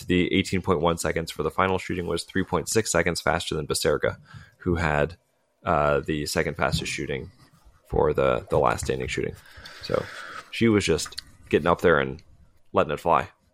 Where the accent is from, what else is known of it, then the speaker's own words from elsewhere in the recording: United States; as an American